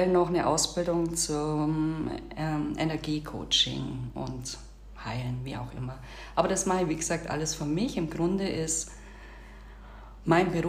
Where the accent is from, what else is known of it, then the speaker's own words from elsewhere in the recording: Bavaria, Germany; moved away as an adult; now in Turkey; Ich bin eine bayerische Schwäbin, ich komme aus dem Augsburger Raum, bin dort auf dem äh, Land aufgewachsen, habe dort dann auch gelebt bis ich dann eines Tages beschlossen habe, ja auch mein Haus zu verkaufen und mich hier in die Türkei aufzumachen